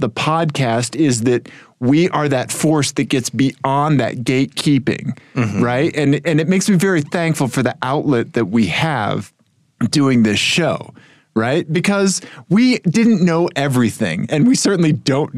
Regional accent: Missouri, United States; I grew up in Missouri

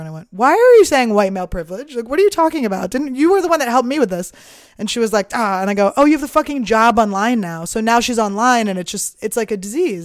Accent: Philadelphia, Pennsylvania, United States; moved away as an adult; also born or lived in New Mexico / New York / Montreal; I'm from Philadelphia

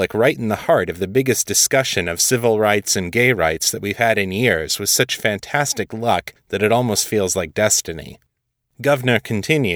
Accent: Michigan, United States; my home state of Michigan

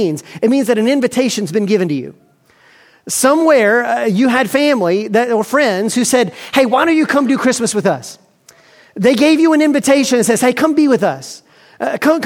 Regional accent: Montgomery, Alabama, United States; I grew up in Montgomery, Alabama

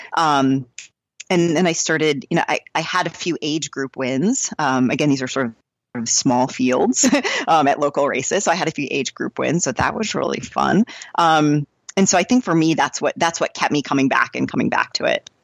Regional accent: New Hampshire, United States; moved away as an adult; also born or lived in New York / Atlanta / Boston; now in Seattle, United States; I grew up in New Hampshire

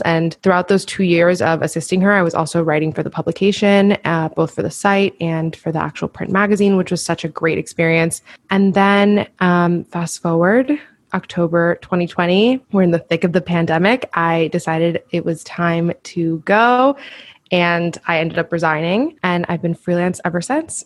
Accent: Miami, Florida, United States; moved away as an adult; also born or lived in Washington, D.C.; I grew up also in Miami

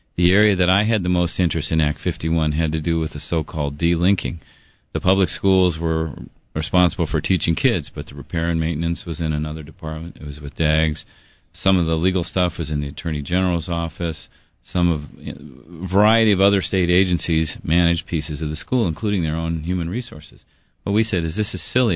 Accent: Denver, Colorado, United States; moved away as an adult; now in Hawaii, United States; I was from Denver.

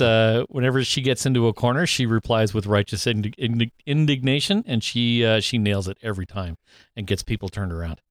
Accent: Canada; me being Canadian

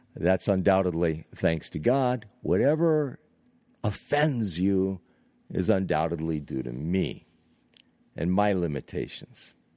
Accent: Northeast United States, United States; also born or lived in California; I've lived in extreme Northeast United States of America for most of my life

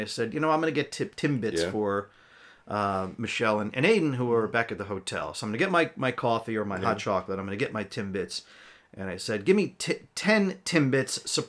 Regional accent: New Jersey, United States; I'm just some dude from Jersey passing through.

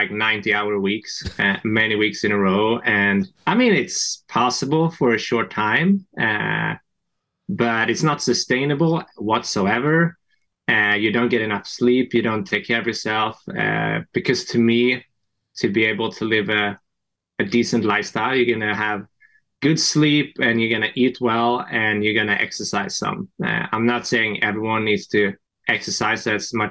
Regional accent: Sweden; moved away as an adult; also born or lived in France; now in United States; from Sweden, actually, originally

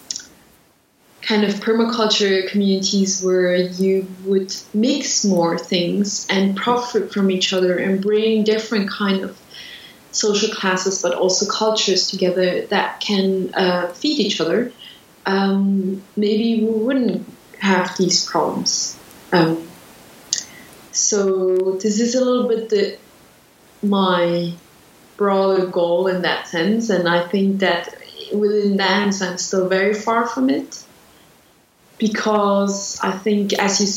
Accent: Switzerland; I was born in Switzerland. And I grew up in a very small town in Switzerland

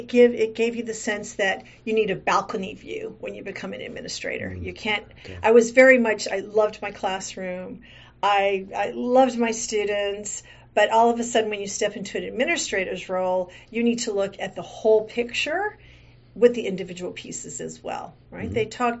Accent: Virginia, United States; moved away as an adult; also born or lived in Kentucky / Mississippi / California; now in Kauai, United States; I am born in Kentucky, raised in Virginia, went to high school in Mississippi, and went to college first at UCLA in California. Kind of continuously heading west because I've been in Kauai now for almost 40 years.

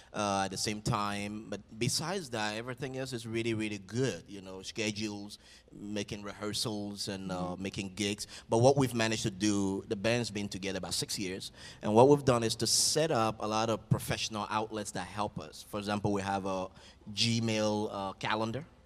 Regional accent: Liberia; now in United States; my tribe and my village back in Liberia. I'm from the Vai tribe

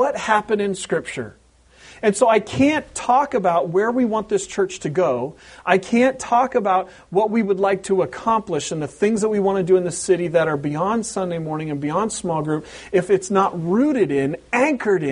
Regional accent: Pacific Northwest, United States; moved away; growing up in the Pacific Northwest in an Anglo culture

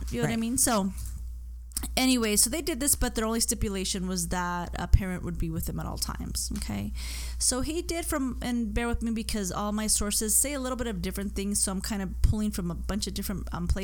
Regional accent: Arizona, United States; I'm from Arizona

